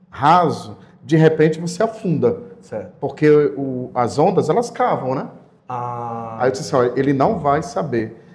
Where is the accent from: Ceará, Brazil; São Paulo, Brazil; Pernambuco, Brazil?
Ceará, Brazil; Aquiraz; also born or lived in Fortaleza; Sim, eu sou natural de Fortaleza, mas minha família toda e eu fui criado ali em Aquiraz